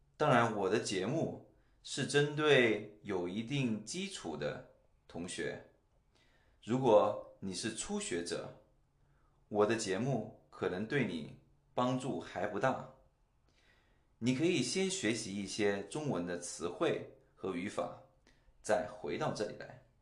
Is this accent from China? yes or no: yes; China; first language Chinese; moved away as an adult; now in Singapore; 我在中国出生和长大